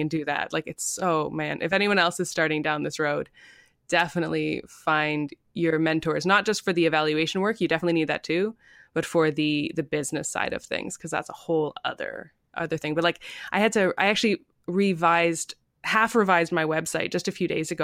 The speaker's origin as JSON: {"language": "English", "region": "Ontario", "country": "Canada", "also_born_or_lived": "prairies", "moved": "as an adult", "lives_now": "British Columbia, Canada", "said": "I'm from Ontario originally"}